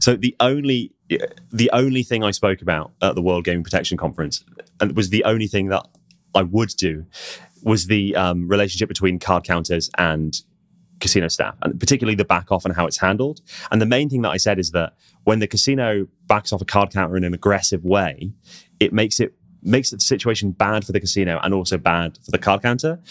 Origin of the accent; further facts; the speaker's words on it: United Kingdom; as British people